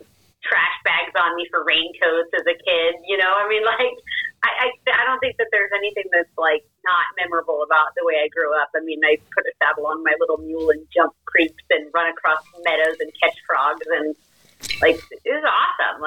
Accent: Central Oregon, United States; moved away as an adult; now in Wyoming, United States; I grew up in Oregon. So Central Oregon is where I spent most of my life from, like, the time I was 5

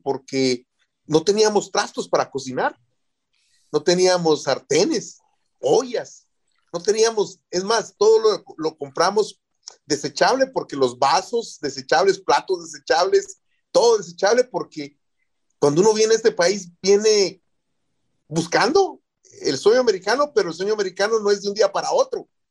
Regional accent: Guatemala; moved away as an adult; now in United States; soy de Guatemala

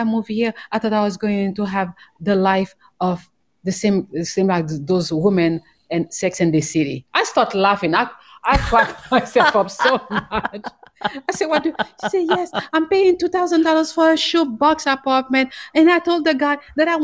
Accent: Haiti; now in Bali, Indonesia; I am from Haiti

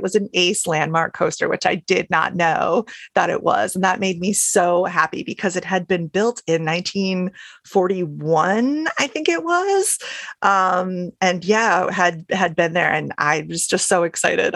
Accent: Rhode Island, United States; moved away; I grew up in Rhode Island

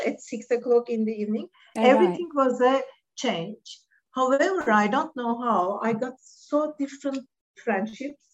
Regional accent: Istanbul, Turkey; English is a second language; moved away as an adult; also born or lived in Vienna, Austria; now in United Kingdom; We are originally from Istanbul. And I grew up and I lived most of my life in Istanbul.

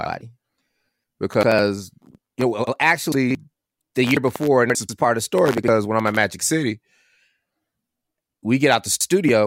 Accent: California, United States; now in Georgia, United States; I was from California. I went to school in California

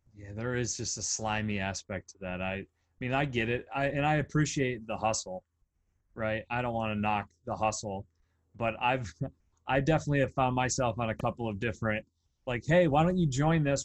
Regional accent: Pennsylvania, United States; a really small town in of where I grew up in Pennsylvania

